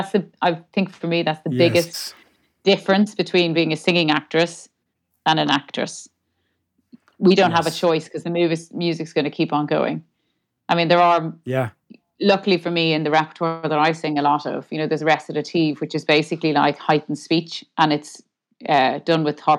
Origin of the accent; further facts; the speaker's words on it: Dublin, Leinster, Ireland; I'm from Dublin. Yeah. I mean, we moved around a good bit, but yeah, I'm from Dublin.